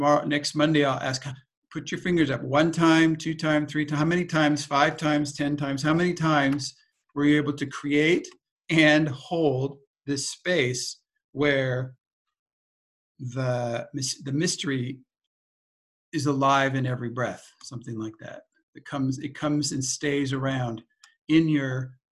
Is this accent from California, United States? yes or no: yes; California, United States; we grew up in California